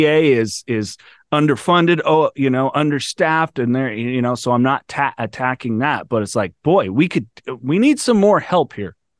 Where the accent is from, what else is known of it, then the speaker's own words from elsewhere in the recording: California, United States; I'm from California.